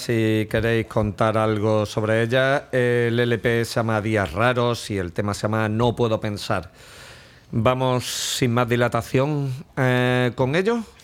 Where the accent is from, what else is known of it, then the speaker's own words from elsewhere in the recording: Málaga, Andalusia, Spain; somos de Málaga